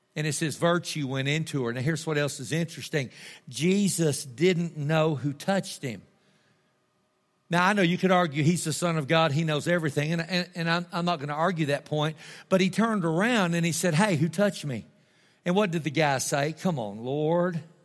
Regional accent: Tulia, Texas, United States; I'm from Tulia

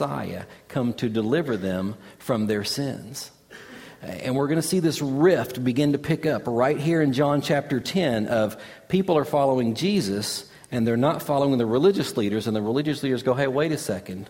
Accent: Kentucky, United States; growing up in Kentucky

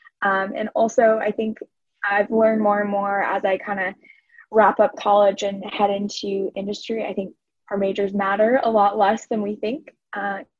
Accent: Denver, Colorado, United States; I'm from Denver

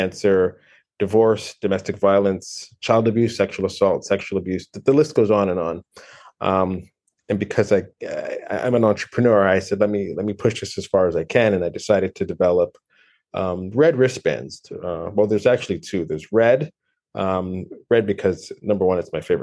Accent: Toronto, Ontario, Canada; I am from Toronto, Canada.

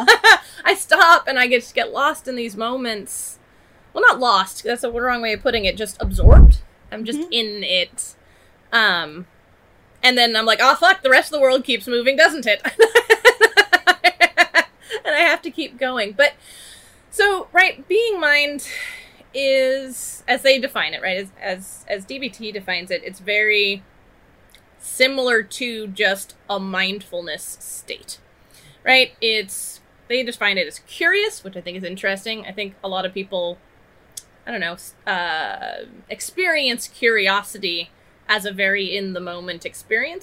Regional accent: United States; I grew up in America

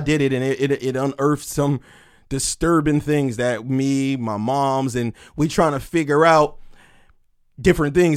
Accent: Camden, New Jersey, United States; I'm from Camden.

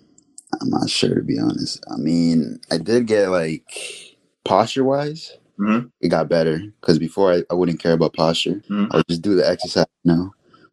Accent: Honduras; Well, I'm from Honduras.

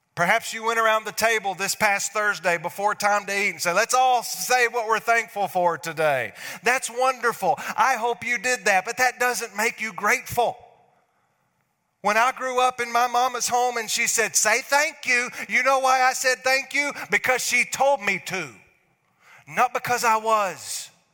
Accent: North Alabama, United States; I'm from North Alabama

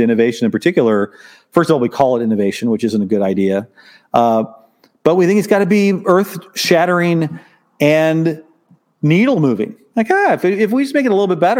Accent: Southern Illinois, United States; I was a solo practitioner in my hometown in Southern Illinois.

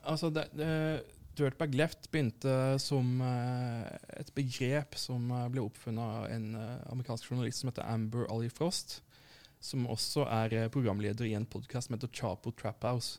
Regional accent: Arendal, Agder, Norway; kommer fra Arendal sjøl

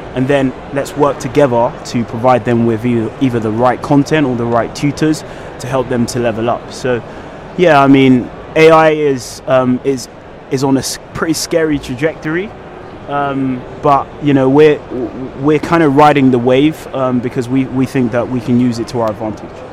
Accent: London, United Kingdom; I'm a British-born Nigerian, um, born from um, a humble background. Um, was born and raised in West London.

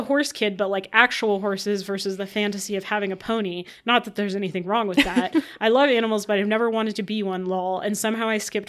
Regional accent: Midwest, United States; I blame it on growing up in the Midwest and having the name ….

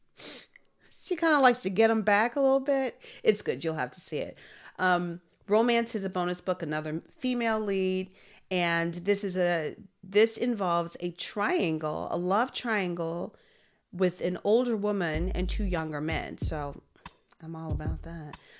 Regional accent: Chicago, Illinois, United States; moved away; also born or lived in Korea; I'm from Chicago

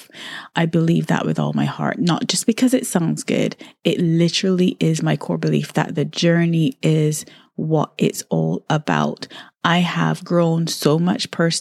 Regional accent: Barbados; I really had such a wonderful childhood growing up in Barbados

